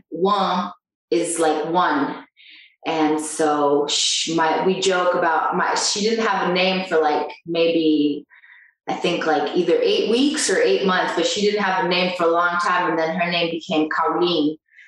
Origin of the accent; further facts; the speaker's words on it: Brazil; English is a second language; also born or lived in Italy; Little did they know that I was a Brazilian with no grammar. But my English accent was great.